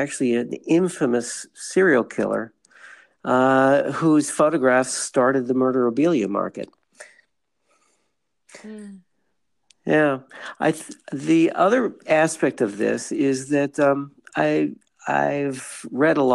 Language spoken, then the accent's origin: English; Cleveland, Ohio, United States; also born or lived in California / Chicago / Montreal, Quebec; now in San Diego, United States; I live in San Diego, and but starting back a little farther, I grew up in Cleveland.